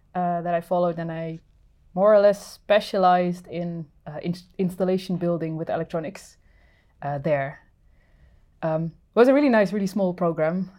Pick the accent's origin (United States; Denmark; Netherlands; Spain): Netherlands; moved away as an adult; now in Finland; I'm originally from the Netherlands and have been living in Finland for, uh, eight years now.